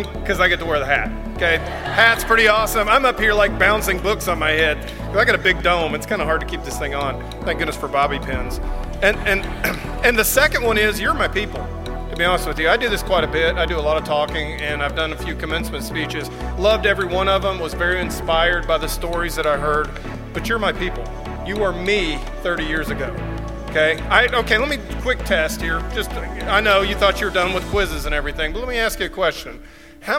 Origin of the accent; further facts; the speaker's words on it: Georgia, United States; when I was growing up in Georgia. So I went to Sprayberry High School